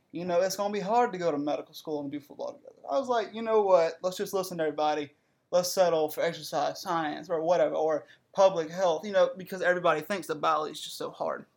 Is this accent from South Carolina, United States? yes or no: yes; Breezeville, South Carolina, United States; moved away as an adult; now in North Carolina, United States; I'm from South Carolina, you know. Breezeville is where I'm from